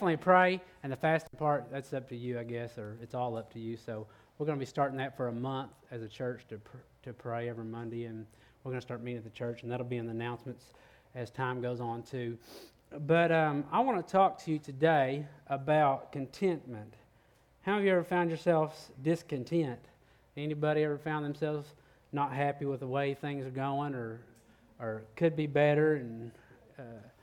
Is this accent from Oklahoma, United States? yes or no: yes; Oklahoma, United States; now in Texas, United States; So I'm from Oklahoma